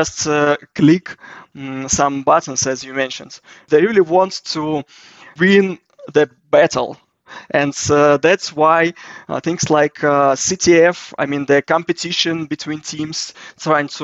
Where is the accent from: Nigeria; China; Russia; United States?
Russia; I'm from Russia.